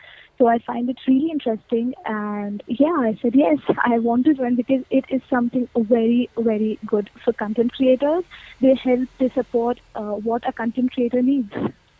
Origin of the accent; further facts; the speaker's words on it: Mathura, Uttar Pradesh, India; now in Jabalpur, India; So right now I am not in the place I am from, like the native place. I am from Delhi Mathura side, which is my native place, but I am also not there. I am at the place in Madhya Pradesh near Jabalpur.